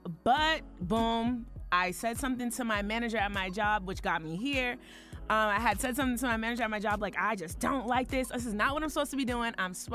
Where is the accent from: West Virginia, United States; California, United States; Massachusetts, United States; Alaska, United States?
Massachusetts, United States; Boston; moved away as an adult; also born or lived in Alabama; now in Atlanta, United States; So basically, I'm from Boston, Massachusetts, Boston and Cambridge. I grew up. Once I graduated high school, I moved to Alabama.